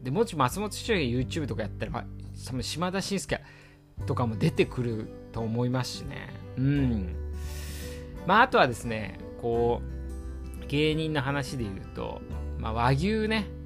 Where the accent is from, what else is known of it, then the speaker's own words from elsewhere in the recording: Iwate, Japan; moved away as an adult; now in Tokyo, Japan; 僕もね岩手出身だったのあの2011年のねあのー、まあ東北大震災の時もそうですまああの時もね岩手にいた